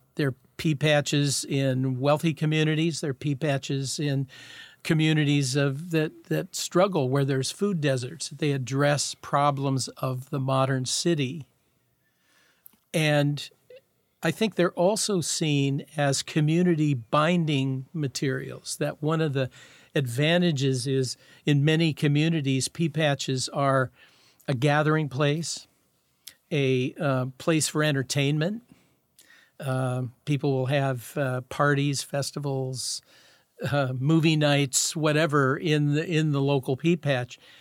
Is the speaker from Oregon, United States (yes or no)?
no; Seattle, Washington, United States; I grew up in Garlic Gulch, and Garlic Gulch, Rainier Valley